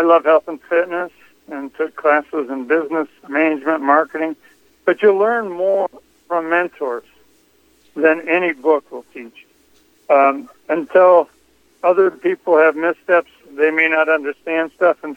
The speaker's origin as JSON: {"language": "English", "region": "Iowa", "country": "United States", "tie": "born or raised there", "said": "I'm from Iowa"}